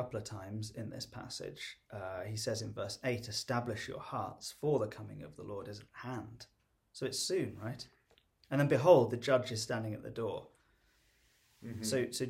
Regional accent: Liverpool, North West England, United Kingdom; now in United States; one of our friends was from Liverpool, where I'm from, which is really like the grumbling heartland of the UK.

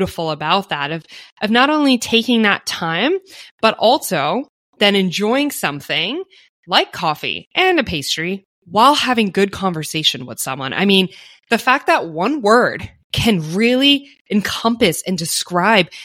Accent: United States; as an American

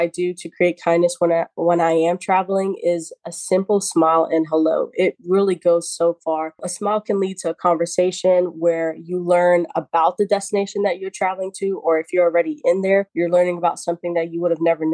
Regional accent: New York City, New York, United States; I was born and raised in the Bronx

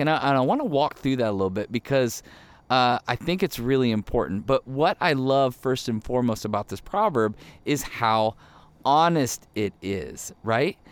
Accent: Ohio, United States; moved away as an adult; also born or lived in Michigan / Chicago; now in Arizona, United States; born in Michigan, grew up in Ohio

